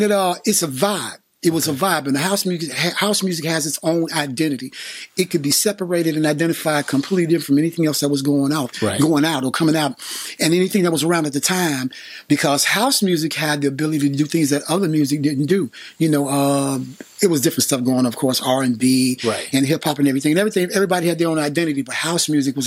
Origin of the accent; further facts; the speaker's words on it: Chicago, Illinois, United States; I grew up on the west side of Chicago